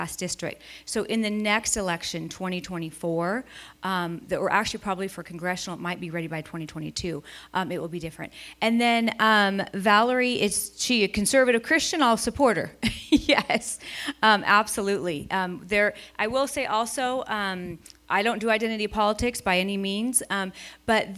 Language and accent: English; California, United States; I'm from California